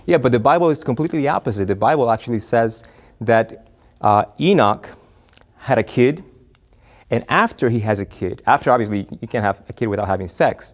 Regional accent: Argentina; now in United States; originally from the Argentina, but, uh, I'm a U S citizen now

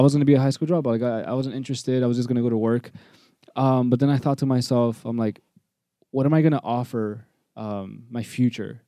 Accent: Toronto, Ontario, Canada; I was born in Toronto, um, born and raised, live in North York

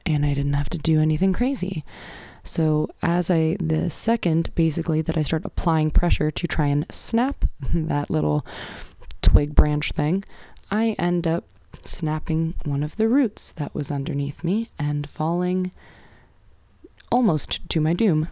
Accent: United States; I'm an American

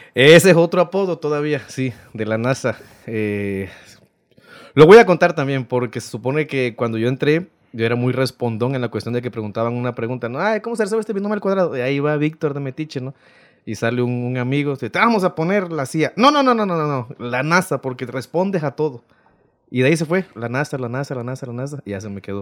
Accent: Rodríguez Clara, Veracruz, Mexico; also born or lived in Loma Bonita, Oaxaca; Nací en Loma Bonita, pero toda mi vida me, me crié en Rodríguez Clara.

